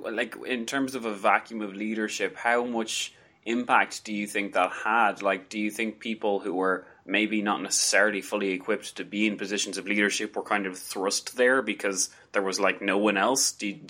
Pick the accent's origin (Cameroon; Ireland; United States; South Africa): Ireland; I'm Irish